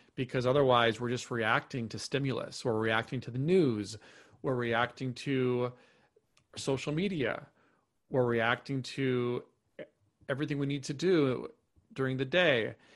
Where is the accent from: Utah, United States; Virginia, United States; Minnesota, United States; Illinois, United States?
Minnesota, United States; moved away as an adult; also born or lived in New York City / Topanga, California; now in Austin, United States; I grew up in Minnesota, uh, lived there for, you know, grew, grew up there, um, moved to New York City, uh, in twenty twelve